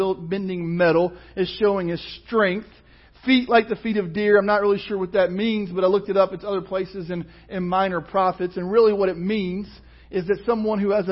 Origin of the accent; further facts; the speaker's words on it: Kentucky, United States; I grew up in Kentucky on a farm